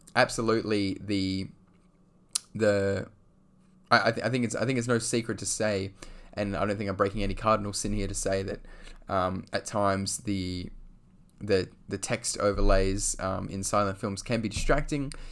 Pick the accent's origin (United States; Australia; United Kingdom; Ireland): Australia; I'm from Australia